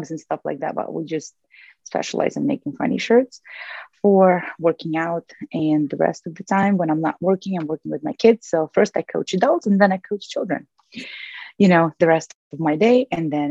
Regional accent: Russia; moved away as an adult; now in United States; So I moved to the US from Russia when I was 21.

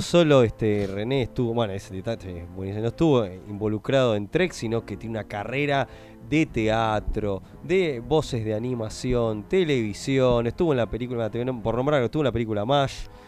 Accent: Argentina; venimos de Argentina

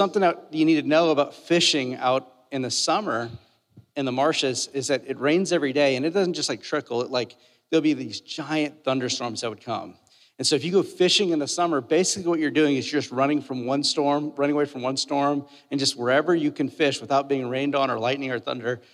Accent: South Louisiana, United States; now in Cincinnati, United States; I'm from South Louisiana

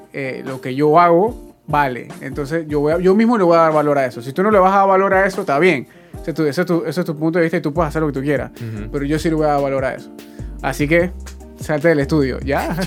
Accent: Panama; uno como panameño

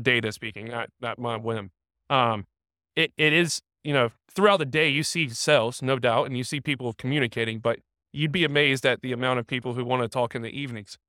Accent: Raleigh, North Carolina, United States; I'm from the Raleigh area

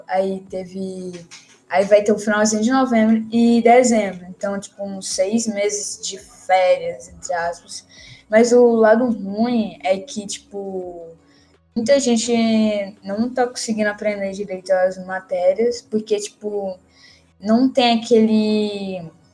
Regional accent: Teresina, Piauí, Brazil; sou aqui da cidade de Teresina

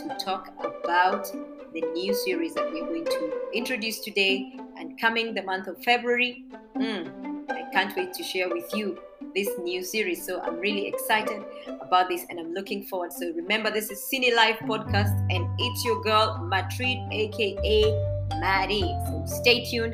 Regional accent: Embu, Embu County, Kenya; I come from Embu and I am proud.

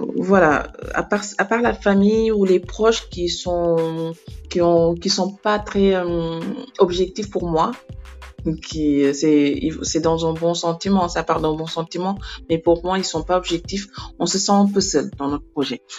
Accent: Senegal; moved away as an adult; now in Libreville, Gabon; je suis sénégalaise

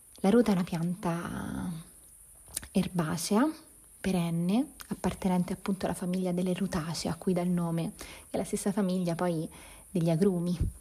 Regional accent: province of Viterbo, Lazio, Italy; la campagna dove sono cresciuta, nella provincia di Viterbo

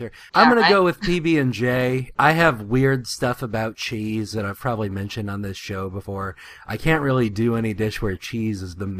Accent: Ohio, United States; I'm from Ohio, the birthplace of Wendy's.

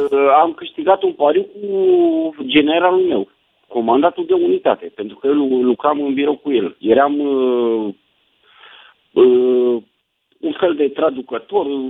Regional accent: Calafat, Dolj, Romania; eu din Dolj, Puiu, Calafat, orașul meu natal

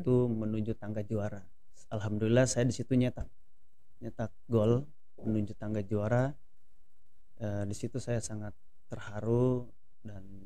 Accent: Palu, Central Sulawesi, Indonesia; moved away; kampung saya kena di Palu

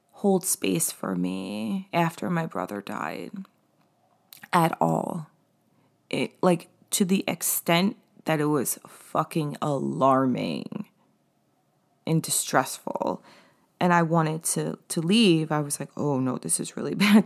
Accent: East Hampton area, Long Island, New York, United States; moved away; I had this restaurant job in East Hampton. And so, like, and, like, I felt like an outsider in my hometown 'cause I hadn't been there in so long

